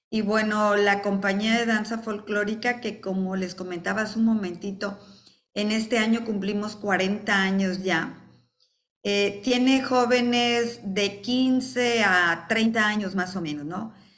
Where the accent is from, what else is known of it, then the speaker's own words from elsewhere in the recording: Coatzacoalcos, Veracruz, Mexico; also born or lived in Mexico City; me regresé a mi ciudad natal, Coatzacoalcos